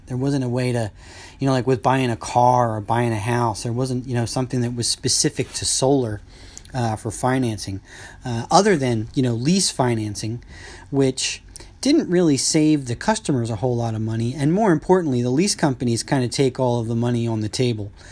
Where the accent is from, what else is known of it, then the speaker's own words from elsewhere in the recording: East Coast, United States; growing up on the East Coast